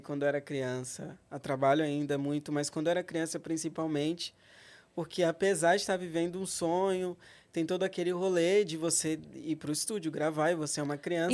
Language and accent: Portuguese; Rondônia, Brazil; Eu nasci em Rondônia